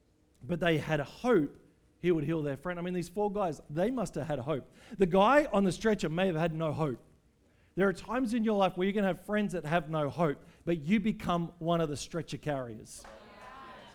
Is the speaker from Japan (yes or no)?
no; Australia; as an Australian